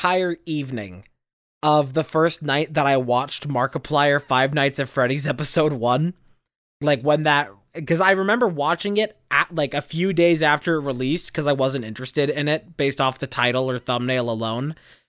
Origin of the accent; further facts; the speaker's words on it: Indiana, United States; I was sitting on the one of the couches in my living room in my house I grew up in Indiana.